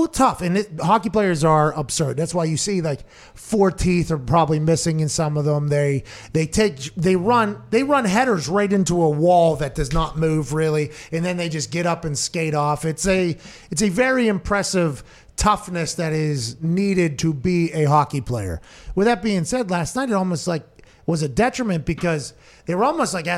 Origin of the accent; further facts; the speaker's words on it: Texas, United States; I'm from Texas.